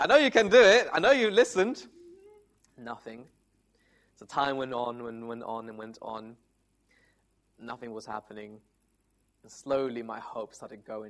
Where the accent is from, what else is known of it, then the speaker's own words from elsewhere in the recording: Italy; moved away; I come from Italy